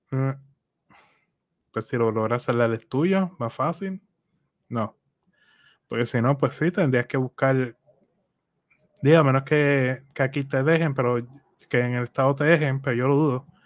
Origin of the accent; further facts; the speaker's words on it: Puerto Rico; soy boricua